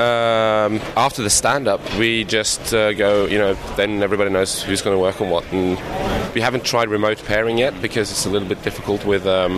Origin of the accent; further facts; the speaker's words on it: Norway; I'm from Norway.